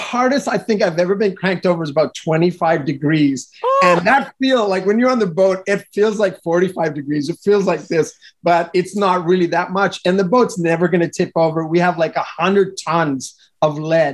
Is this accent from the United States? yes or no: no; Montreal, Quebec, Canada; moved away; I'm originally from Montreal, Canada